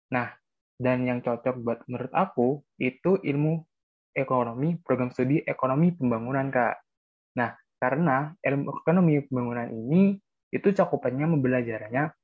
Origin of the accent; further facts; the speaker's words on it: Probolinggo, East Java, Indonesia; daerahnya itu dari kota Probolinggo. Nah, alasan aku memilih Universitas Wijaya ini karena dekat dari kota asalku.